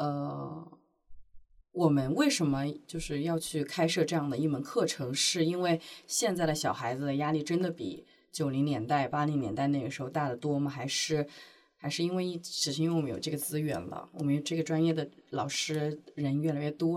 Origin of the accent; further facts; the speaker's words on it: Hubei, China; now in Shanghai, China; 湖北就是我是湖北人，到现在还是考三语数外，